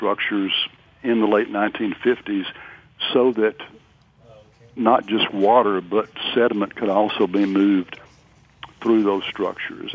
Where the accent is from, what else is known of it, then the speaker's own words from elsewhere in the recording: Northeast Arkansas, United States; also born or lived in near Memphis, Tennessee; now in Natchez, United States; I was born and raised in Northeast Arkansas